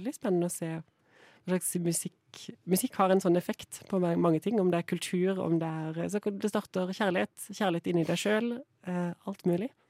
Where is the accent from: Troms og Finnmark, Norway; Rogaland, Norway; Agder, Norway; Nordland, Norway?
Agder, Norway; Kristiansand; Jeg er jo fra Kristiansand